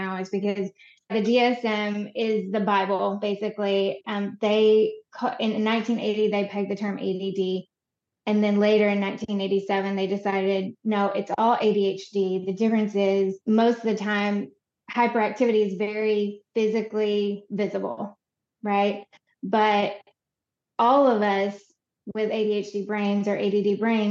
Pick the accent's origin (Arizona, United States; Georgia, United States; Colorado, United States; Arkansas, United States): Arkansas, United States; Conway; moved away as an adult; also born or lived in Chicago; I was born in Conway, Arkansas, and raised here for most of my life